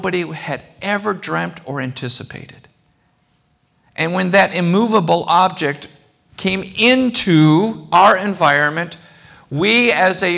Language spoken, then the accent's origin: English; Chicago, Illinois, United States; I grew up here. I grew up in Chicago